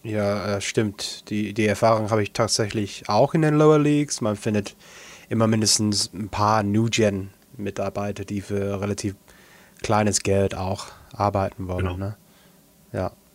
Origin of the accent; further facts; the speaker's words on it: Altrincham area, North West England, United Kingdom; Ich komme aus der Gegend